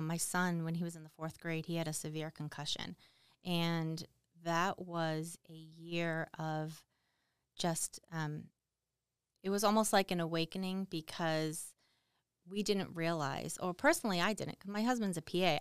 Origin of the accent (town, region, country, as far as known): Boston, Massachusetts, United States; moved away